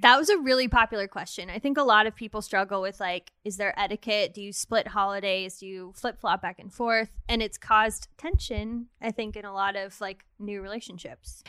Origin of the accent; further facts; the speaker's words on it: Redondo Beach, California, United States; I grew up in Redondo Beach, California